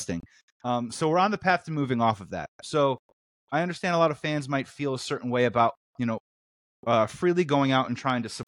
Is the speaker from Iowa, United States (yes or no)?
no; Chicago, Illinois, United States; I'm from Chicago.